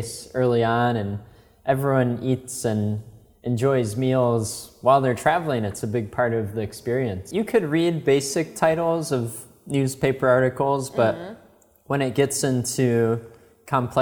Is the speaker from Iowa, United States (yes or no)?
no; Chicago, Illinois, United States; moved away as an adult; now in China; I was born and raised in Chicago